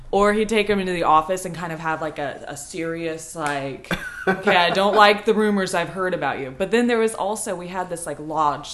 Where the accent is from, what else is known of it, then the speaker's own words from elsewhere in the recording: Hillsboro, Oregon, United States; I grew up in Hillsboro, Oregon, okay. Like in the country of it.